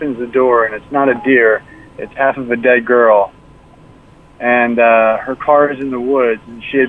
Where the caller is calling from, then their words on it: Jersey City, New Jersey, United States; Jersey City.